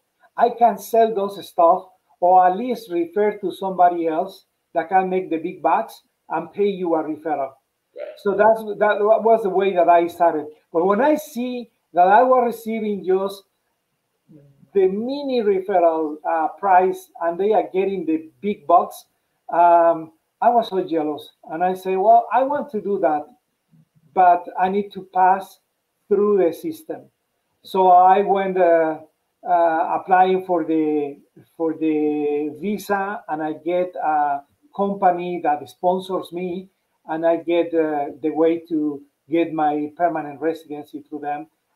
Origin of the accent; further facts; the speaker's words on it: Mexico; English is a second language; moved away as an adult; now in United States; So that was when I came from Mexico. I worked there for 13 years, and then I worked here for 7 more years.